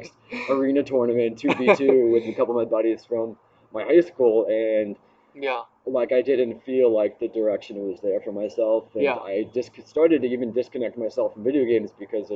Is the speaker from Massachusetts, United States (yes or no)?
yes; Waltham, Massachusetts, United States; moved away; I'm from Waltham, Massachusetts, born and raised in Waltham, Massachusetts